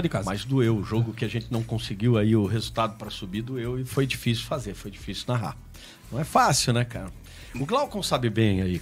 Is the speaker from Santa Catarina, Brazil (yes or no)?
yes; Florianópolis, Santa Catarina, Brazil; eu sou manezinho da ilha, nasci lá na Carlos Correia, maternidade Carlos Correia, então manezinho da ilha mesmo